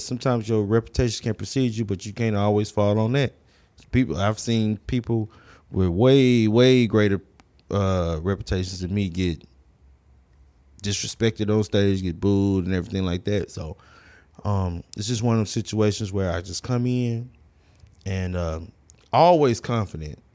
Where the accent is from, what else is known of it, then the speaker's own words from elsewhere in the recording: Houston, Texas, United States; Houston, um, south side of Houston, um, from Sunnyside to South Park